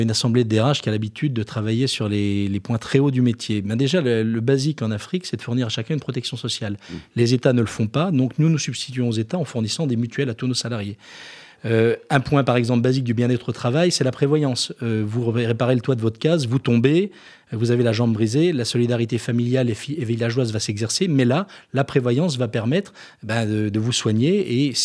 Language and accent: French; Jura, Bourgogne-Franche-Comté, France; Alors moi, je suis jurassien